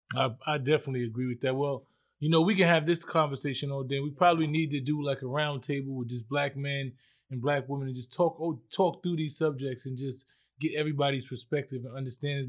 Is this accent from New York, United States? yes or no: yes; New York City, New York, United States; I'm from the Bronx, so right. it was so multicultural